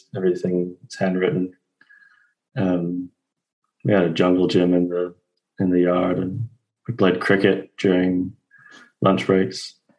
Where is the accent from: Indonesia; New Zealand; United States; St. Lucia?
St. Lucia; moved away; also born or lived in Canada; I grew up in the Caribbean on an island called St. Lucia.